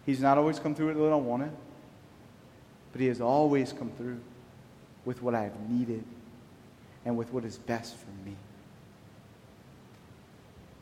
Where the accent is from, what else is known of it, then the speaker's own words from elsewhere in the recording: Church Point, Louisiana, United States; also born or lived in Rayne, Louisiana; I'm from Church Point, I was baptized in Rain.